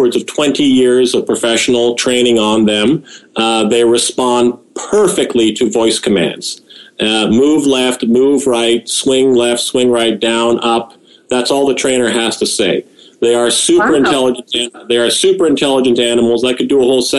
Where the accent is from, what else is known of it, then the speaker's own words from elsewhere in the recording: United Kingdom; now in Ontario, Canada; I'm originally from the United Kingdom, and right now I live in Ontario, Canada